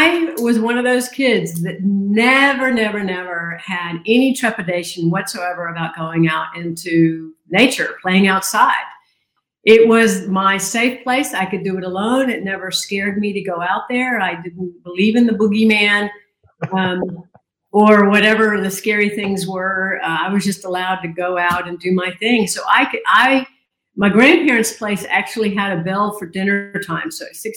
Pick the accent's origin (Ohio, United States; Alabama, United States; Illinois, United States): Alabama, United States; Birmingham; Born and raised in Alabama, Birmingham, Alabama